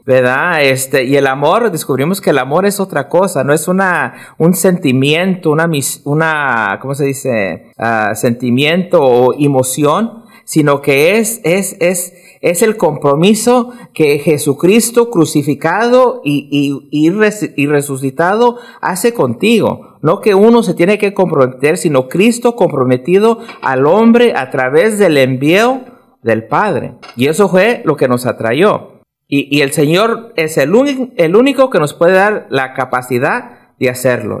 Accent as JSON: {"language": "Spanish", "region": "California", "country": "United States", "also_born_or_lived": "Mexico (ancestry)", "moved": "yes", "lives_now": "Omaha, United States", "said": "Soy hijo de, de, mexicanos y, y, bueno, entonces yo también soy mexicano, pero de California."}